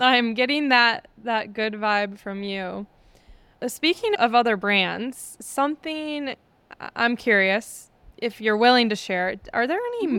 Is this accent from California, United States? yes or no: no; Wisconsin, United States; I'm from Wisconsin. So I'm from an area where people are shy to ask for anything